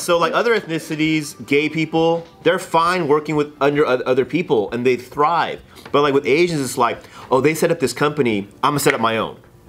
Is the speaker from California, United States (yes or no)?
yes; Fullerton, California, United States; I'm from Fullerton.